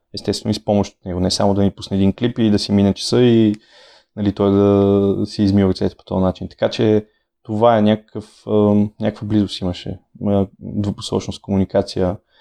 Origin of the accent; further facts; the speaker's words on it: Sofia, Sofia City, Bulgaria; аз съм роден в София, моите родители също